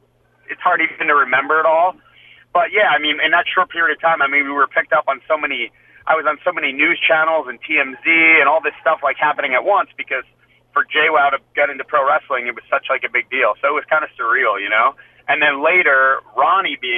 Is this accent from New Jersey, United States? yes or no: yes; New Jersey, United States; I'm from Jersey